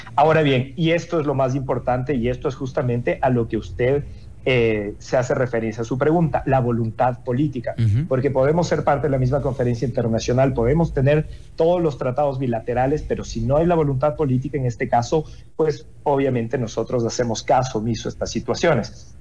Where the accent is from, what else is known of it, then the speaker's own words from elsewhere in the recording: Ecuador; eso que nos dice también como ecuatorianos